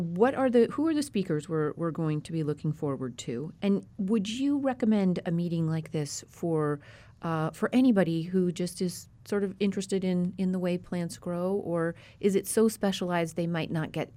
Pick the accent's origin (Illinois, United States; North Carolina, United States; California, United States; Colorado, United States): Colorado, United States; also born or lived in West; And I grew up at elevation in Colorado and have lived all over the West.